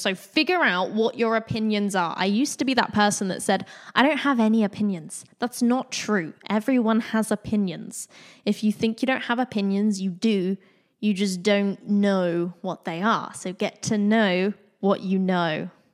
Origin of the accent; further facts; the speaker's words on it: Bournemouth, South West England, United Kingdom; moved away as an adult; also born or lived in London; I grew up around Bournemouth, which is a small town in the U K